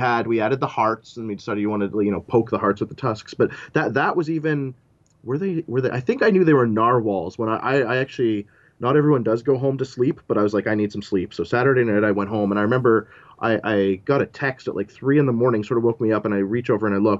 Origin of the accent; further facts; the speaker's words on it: Ottawa, Ontario, Canada; I'm from Ottawa. As much as I can, I will probably stay here my whole life